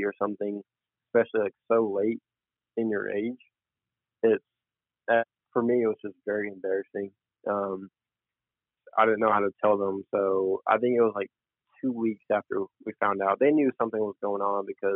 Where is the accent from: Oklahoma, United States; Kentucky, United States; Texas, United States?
Texas, United States; Denton; moved away as an adult; Denton, which is my hometown